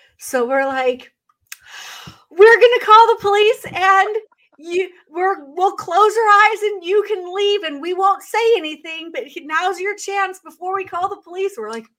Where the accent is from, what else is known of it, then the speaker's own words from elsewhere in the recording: Northwest, United States; now in Northeast, United States; And because I'm a West Coast girl, I grew up in the Northwest.